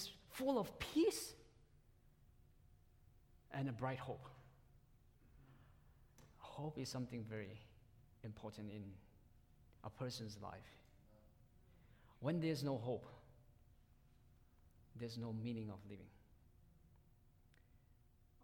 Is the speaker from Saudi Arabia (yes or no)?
no; Myanmar; first language Tedim (Zomi); English is a second language; moved away; that's my mother tongue. And I came from one of the minority groups from Burma. And it's called Tedim language or Zomi language